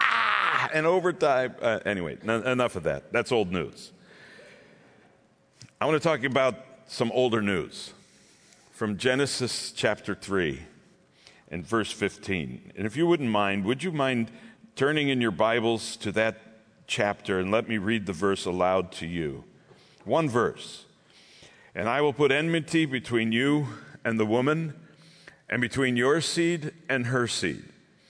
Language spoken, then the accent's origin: English; Vineland, New Jersey, United States; I am in from Vineland, New Jersey. It's in the south. We're nowhere near the ugly part. We are in the country, we're actually in the country, but we're close enough to Philadelphia.